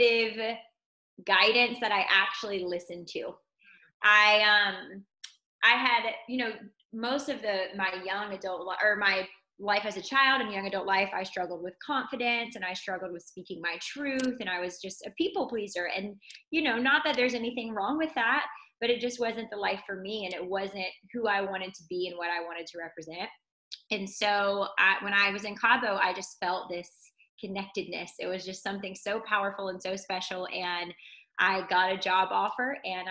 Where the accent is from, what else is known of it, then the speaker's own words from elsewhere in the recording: North Carolina, United States; now in Tampa, United States; I am originally from North Carolina, but grateful that sunny, tropical Tampa, Florida is my home